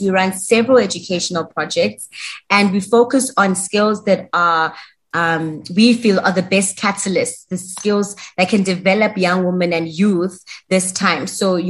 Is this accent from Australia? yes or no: no; South Africa; moved away as an adult; now in Botswana; And I'm South African, but currently living in Botswana.